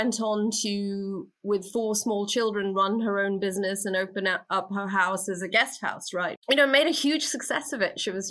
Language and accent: English; India; also born or lived in Philippines; And I was born in India and was raised, so early life, very much in India and the Philippines.